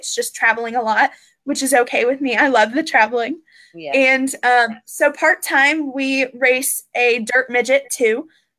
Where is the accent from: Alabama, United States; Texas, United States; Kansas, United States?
Kansas, United States; De Soto; I'm 16 years old, and I'm from DeSoto, Kansas.